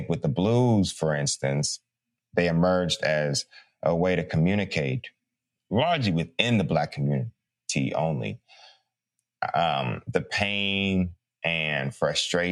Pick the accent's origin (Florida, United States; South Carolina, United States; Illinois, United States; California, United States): Illinois, United States; Chicago; I'm from Chicago